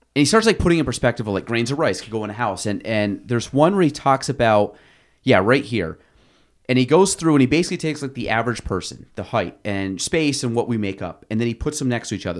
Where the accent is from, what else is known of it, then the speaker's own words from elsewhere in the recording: Chazy, New York, United States; I grew up in Chase E, so, like, Chase E to Plattsburgh